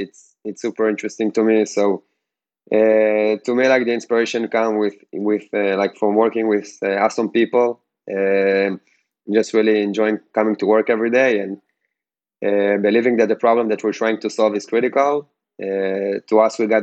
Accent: Ashdod, Southern District, Israel; I'm originally from Ashdod

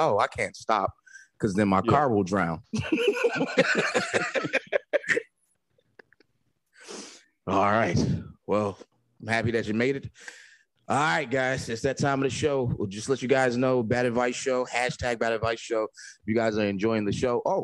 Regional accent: New Jersey, United States

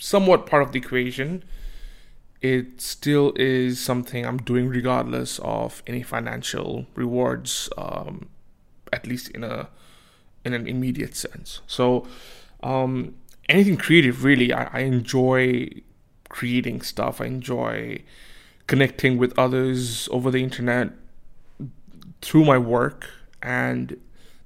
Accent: Bangladesh; now in Australia; I am from Bangladesh and I moved to Australia

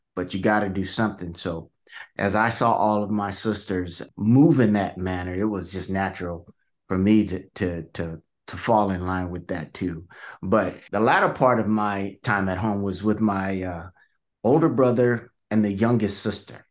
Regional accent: Vallejo, California, United States; I grew up in, uh, some of you guys might may have heard of Vallejo, California

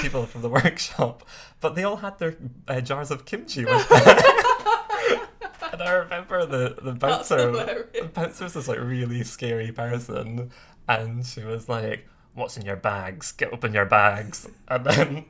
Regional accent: Scotland, United Kingdom; growing up in Scotland

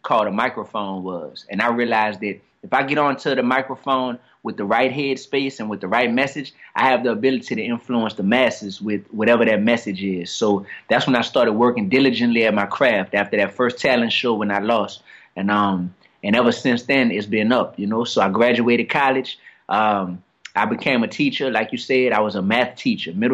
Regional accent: New Orleans, Louisiana, United States; I grew up down here in New Orleans East

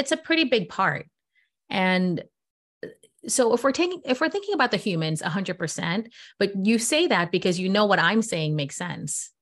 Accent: New York, United States; I'm from New York

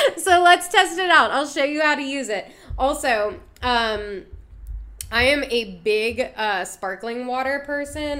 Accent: DMV, DC metropolitan area, United States; It's my hometown. I'm from the D M V.

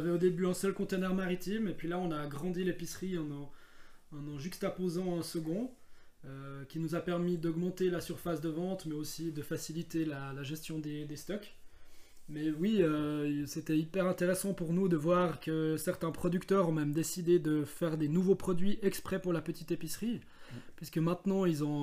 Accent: Bavois, Vaud, Switzerland; Oui effectivement ben, c'est vrai que on vient de Bavois, on a déjà cherché des producteurs qui habitent Bavois ou dans la région.

